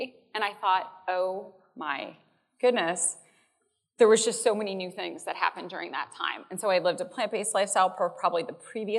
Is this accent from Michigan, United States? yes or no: no; Chicago, Illinois, United States; I am from Chicago.